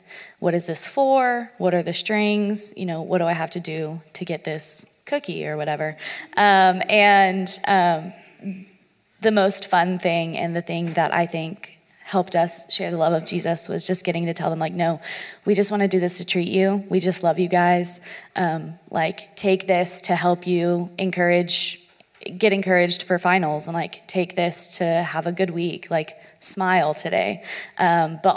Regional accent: Texas, United States; moved away as an adult; now in Pittsburgh, United States; I was from Texas

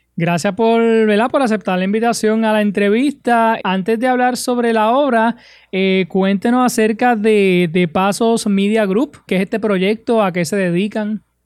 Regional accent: Puerto Rico

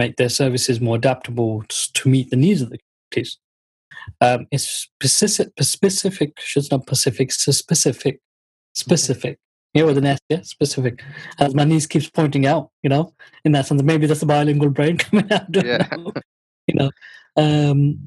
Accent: Luton, East of England, United Kingdom; first language Bengali; And I born in the UK. We were born in Luton, actually.

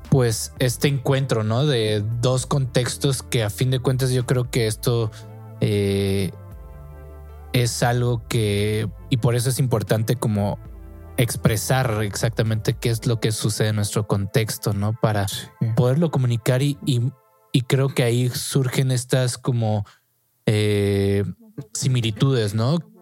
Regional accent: Mexico; nosotros como mexicanos

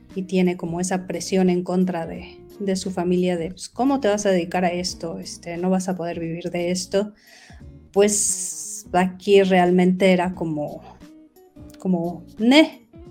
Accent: Mexico City, Mexico; yo soy de la Ciudad de México

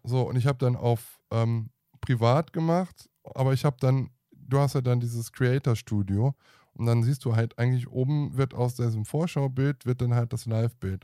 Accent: Aachen, North Rhine-Westphalia, Germany; Ich bin Aachener.

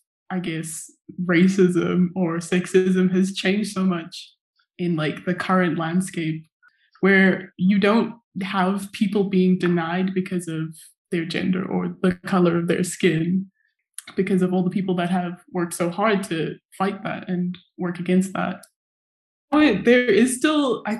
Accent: Zimbabwe; moved away as an adult; now in Durham, United Kingdom; I was born and raised in Zimbabwe to a Shona mom and a Dutch dad

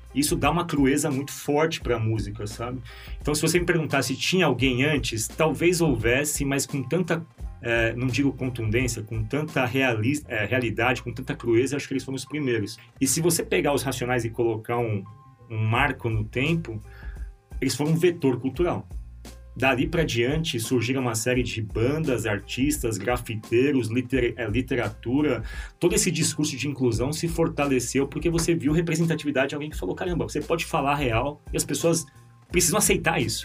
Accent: São Paulo, Brazil; A gente é de São Paulo

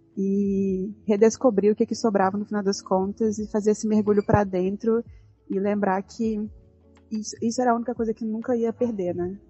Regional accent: Brazil; como boa brasileira

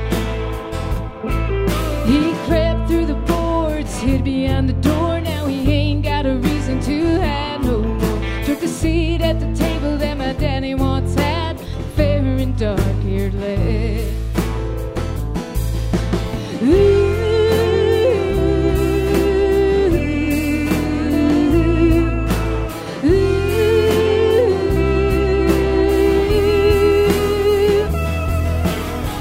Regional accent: Waco, Texas, United States; my hometown of Waco, Texas

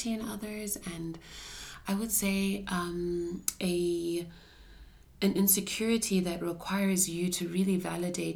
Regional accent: Ghana; I'm also like a black female growing up in Shana culture

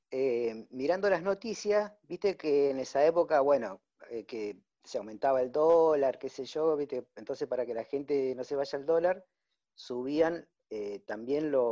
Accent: Tucumán, Argentina; born there; now in Mar del Plata, Argentina; nací en Tucumán, pero estoy viviendo en Mar de Plata.

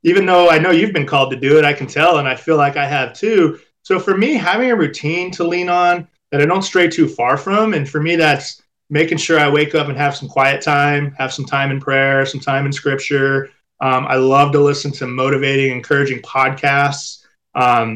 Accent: Orange County, California, United States; We grew up in Orange County, California, so a beautiful place to grow up.

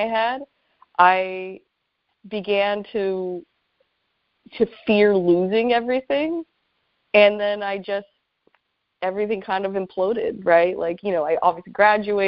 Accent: Apple Valley, California, United States; moved away as an adult; also born or lived in Los Angeles, California; now in Seattle, United States; I grew up in Apple Valley

